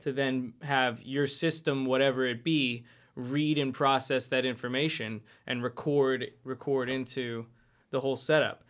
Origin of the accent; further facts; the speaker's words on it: Lehigh Valley, Pennsylvania, United States; I'm from the Lehigh Valley originally